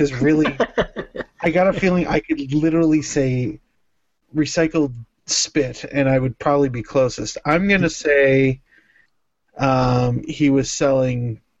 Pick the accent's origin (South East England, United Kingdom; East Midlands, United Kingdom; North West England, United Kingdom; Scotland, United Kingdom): North West England, United Kingdom; Liverpool; See, when I was growing up in Liverpool